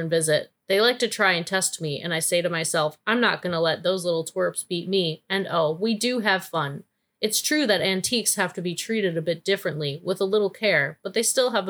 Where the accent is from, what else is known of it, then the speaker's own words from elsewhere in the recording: near Wisconsin, Midwest, United States; I was raised, I grew up very close to Wisconsin